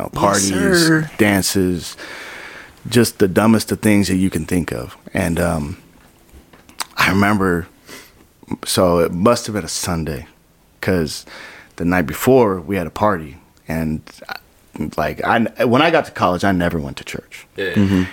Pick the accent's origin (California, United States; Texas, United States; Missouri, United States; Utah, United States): Utah, United States; Provo; Provo, Utah, my hometown house